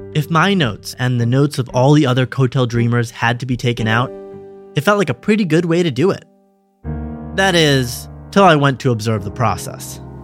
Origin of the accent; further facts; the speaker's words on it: Western Massachusetts, United States; moved away as an adult; now in Israel; Growing up in the States